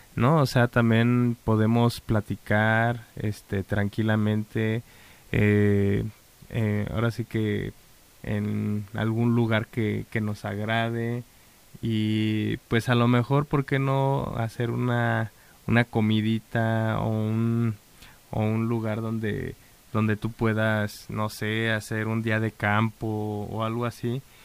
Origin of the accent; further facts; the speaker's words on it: Mexico; nosotros como mexicanos